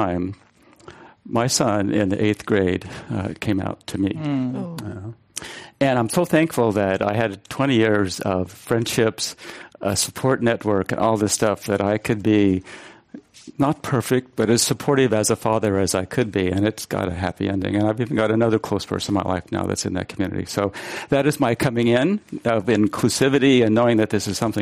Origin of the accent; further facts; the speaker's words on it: Dodge City, Kansas, United States; moved away as an adult; also born or lived in San Francisco; I grew up in Western Kansas, born in Dodge City.